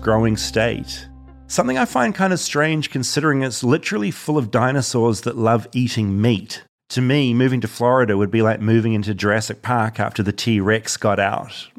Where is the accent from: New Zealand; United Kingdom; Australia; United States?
New Zealand; from New Zealand, where we don't have any wild crocodiles or wild alligators